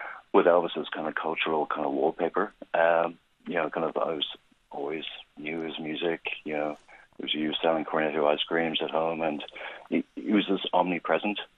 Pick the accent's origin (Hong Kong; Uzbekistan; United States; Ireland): Ireland; Dublin, Leinster; moved away; My folks still live there, and kind of grew up in Sandy Cove, and that was my stopping ground growing up.